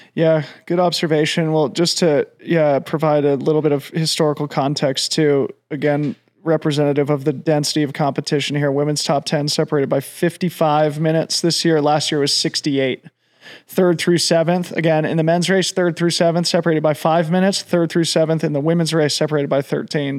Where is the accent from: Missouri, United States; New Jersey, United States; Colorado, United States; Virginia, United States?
Colorado, United States; back to Colorado, my home state